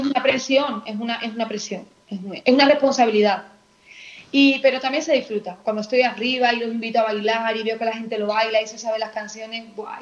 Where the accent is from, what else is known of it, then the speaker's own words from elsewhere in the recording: Seville, Andalusia, Spain; yo soy sevillana